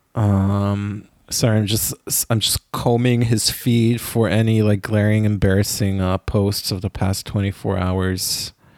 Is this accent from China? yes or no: no; Israel; moved away; growing up in Israel